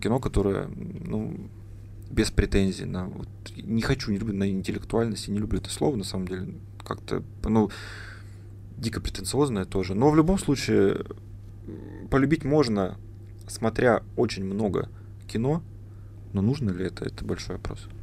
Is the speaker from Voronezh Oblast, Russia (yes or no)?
no; Barnaul, Altai Krai, Russia; moved away as an adult; now in Novosibirsk, Russia; я из Барнаула